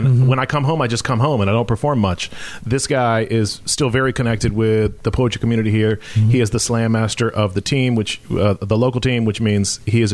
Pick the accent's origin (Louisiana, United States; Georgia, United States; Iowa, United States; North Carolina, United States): North Carolina, United States; Western; also born or lived in Tampa, Florida; I was 10 years old. I moved to a town with one stoplight in Western North Carolina in the middle of nowhere